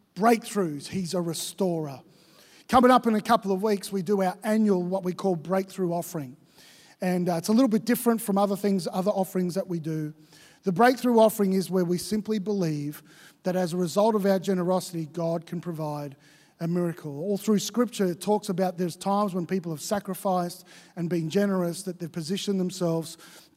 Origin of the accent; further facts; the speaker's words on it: Victoria, Australia; now in Queensland, Australia; I grew up in Victoria